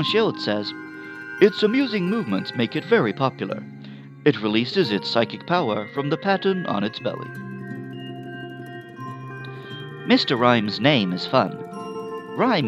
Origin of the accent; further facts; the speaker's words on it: United Kingdom; As a Brit